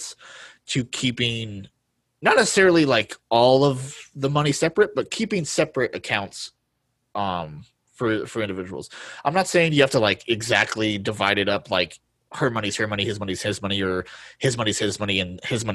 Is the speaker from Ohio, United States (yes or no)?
no; Colorado, United States; born and raised in Colorado